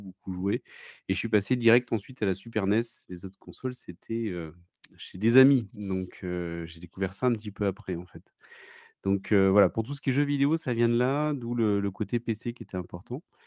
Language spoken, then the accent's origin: French; Bordeaux, Nouvelle-Aquitaine, France; Je viens de, de Bordeaux